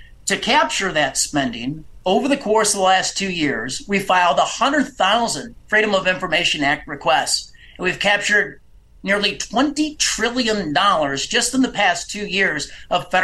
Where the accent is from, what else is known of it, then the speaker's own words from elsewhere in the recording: Illinois, United States; also born or lived in Hinsdale, Illinois; my home state of Illinois